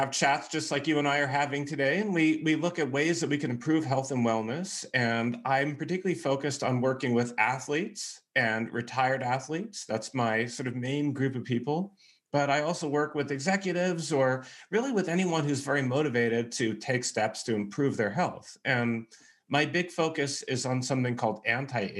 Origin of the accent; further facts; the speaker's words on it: California, United States; moved away as an adult; now in Texas, United States; I'm from California and I live pretty much my whole life in California, but I moved to Texas about a year ago